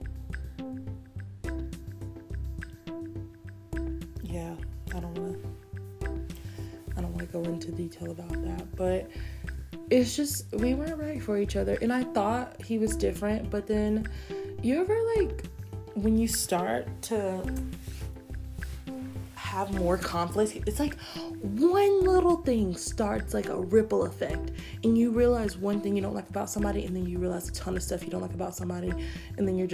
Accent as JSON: {"language": "English", "country": "United States", "tie": "born or raised there", "said": "I'm not gonna apologize for being born here."}